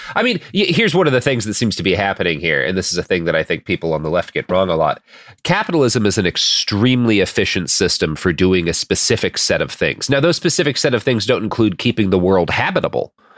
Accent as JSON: {"language": "English", "town": "Portland", "region": "Oregon", "country": "United States", "tie": "born or raised there", "said": "Nike located in my hometown of Portland"}